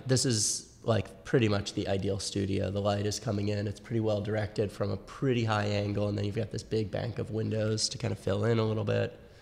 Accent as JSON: {"language": "English", "town": "New York City", "region": "New York", "country": "United States", "tie": "born or raised there", "said": "I grew up in Manhattan"}